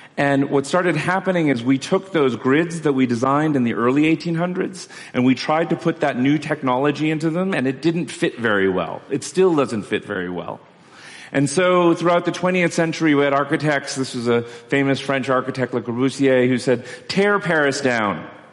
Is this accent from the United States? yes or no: no; Kolkata, West Bengal, India; I'm from Calcutta